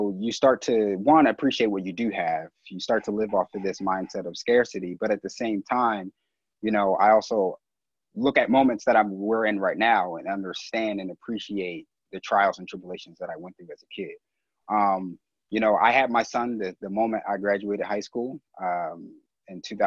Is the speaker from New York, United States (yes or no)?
no; Philadelphia, Pennsylvania, United States; I grew up right here in Philly. I was born and raised in West Philly